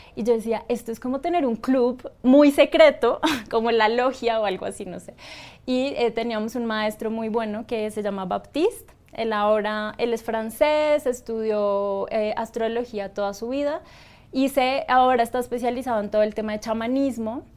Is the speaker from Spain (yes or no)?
no; Bogotá, Colombia; yo soy colombiana, en Bogotá